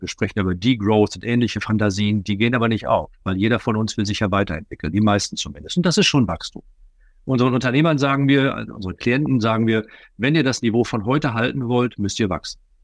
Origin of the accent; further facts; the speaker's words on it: Ruhr area, North Rhine-Westphalia, Germany; bei uns im Ruhrgebiet